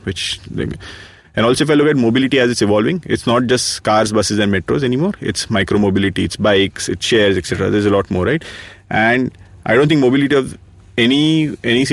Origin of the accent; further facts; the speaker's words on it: India; being Indian